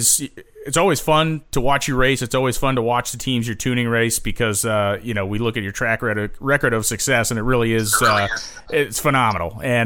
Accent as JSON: {"language": "English", "region": "New England", "country": "United States", "said": "as a guy from New England, I can tell you that what we don't have here is deserts."}